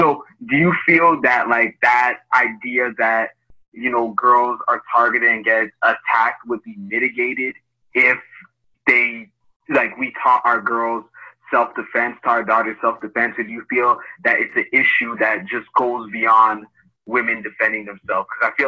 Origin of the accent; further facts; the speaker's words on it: Canada; I'm from Canada